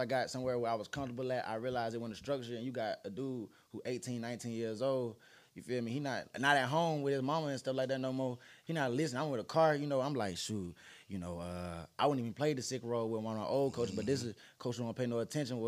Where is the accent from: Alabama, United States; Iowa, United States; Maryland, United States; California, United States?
Alabama, United States; also born or lived in Ohio; I'm from Alabama, of course, but my first junior college was in Ohio